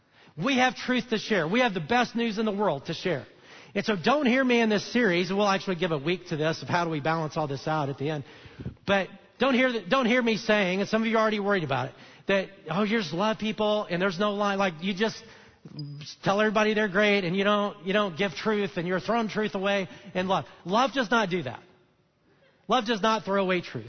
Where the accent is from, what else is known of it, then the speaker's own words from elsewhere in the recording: Alabama, United States; I'm from Alabama